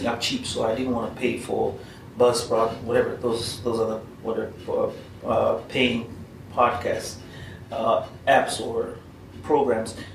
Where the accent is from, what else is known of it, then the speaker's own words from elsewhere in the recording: Kenya; it's the same except that it offers you more than my home country, that is Kenya.